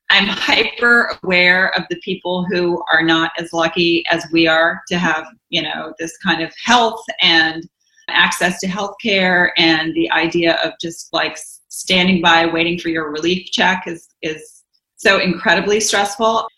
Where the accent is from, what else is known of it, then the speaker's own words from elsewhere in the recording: the South, United States; I grew up in the South